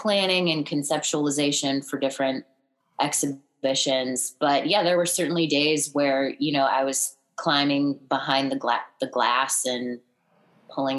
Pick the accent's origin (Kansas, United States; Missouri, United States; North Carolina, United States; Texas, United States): Missouri, United States; moved away as an adult; also born or lived in New York / Santa Barbara / Los Angeles; now in Florida, United States; I grew up mostly in Missouri. We moved there when I was in elementary school, lived there for a long time. I went to college there